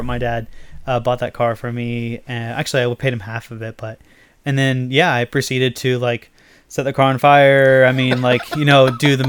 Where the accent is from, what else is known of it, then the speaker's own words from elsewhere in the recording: Vermont, United States; moved away; like I grew up in Vermont